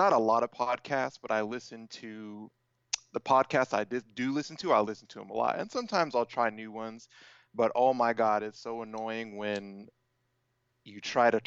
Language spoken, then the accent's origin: English; Sacramento, California, United States